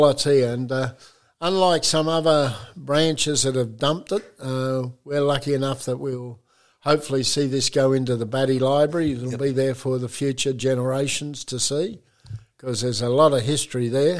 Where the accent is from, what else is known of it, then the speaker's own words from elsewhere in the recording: Geraldton, Western Australia, Australia; I was born in Geraldton, which is about 300 miles up from uh, Perth